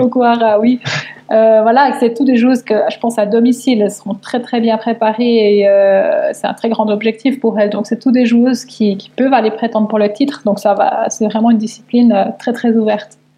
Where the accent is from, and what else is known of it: Switzerland